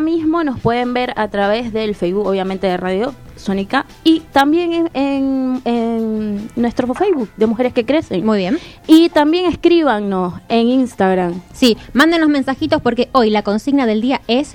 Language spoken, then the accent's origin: Spanish; Maracaibo, Zulia, Venezuela; now in Argentina; Yo soy de Maracaibo